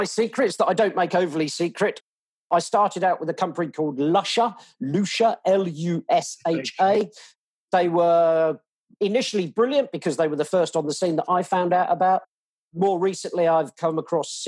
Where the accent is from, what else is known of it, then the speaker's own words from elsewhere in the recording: England, United Kingdom; now in Australia; I'm obviously English.